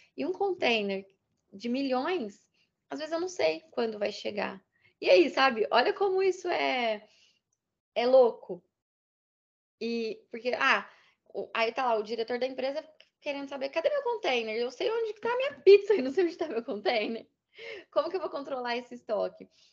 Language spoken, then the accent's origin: Portuguese; Minas Gerais, Brazil; Eu sou mineira